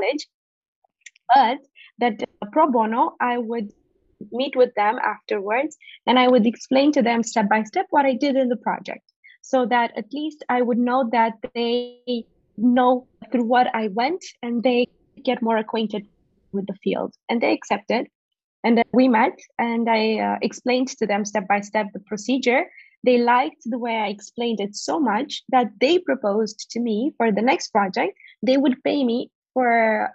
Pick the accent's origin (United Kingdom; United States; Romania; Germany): Romania; Botoșani, Botoșani County; moved away as an adult; also born or lived in Iași, Romania / Bucharest, Romania; I was born in Iași, which is up in the northern part of Romania. But most of my childhood I've spent in Botoșani, which is even more up north in a really small community